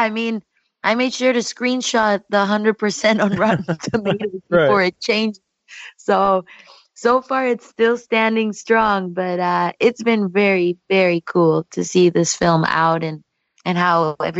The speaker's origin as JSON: {"language": "English", "country": "Mexico", "second_language": "English", "moved": "yes", "lives_now": "Canada", "said": "because when I moved from Mexico to Canada, that's exactly how it felt. And still to this day, people ask me if I prefer Mexico or Canada."}